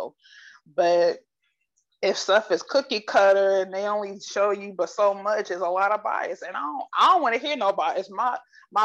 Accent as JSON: {"language": "English", "town": "Akron", "region": "Ohio", "country": "United States", "said": "I'm from Akron"}